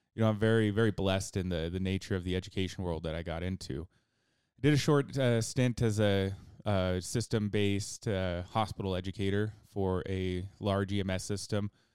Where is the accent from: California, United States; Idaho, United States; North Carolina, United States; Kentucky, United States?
Idaho, United States; also born or lived in Twin Falls, Idaho; I was born and raised in Idaho, and, uh, you know, I've lived here for pretty much my entire life